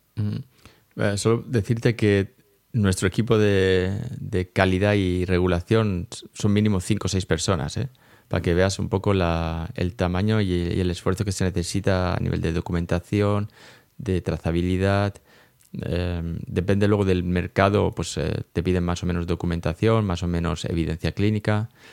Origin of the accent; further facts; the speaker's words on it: Elche, Valencian Community, Spain; moved away as an adult; now in Lausanne, Switzerland; yo soy un ilicitano de Elche, eh, afincado aquí en Suiza de hace una buena década.